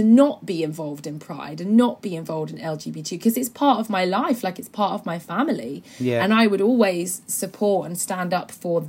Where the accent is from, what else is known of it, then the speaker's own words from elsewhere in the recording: Norwich, East of England, United Kingdom; growing up in Norwich as a little brown kid with a lesbian mum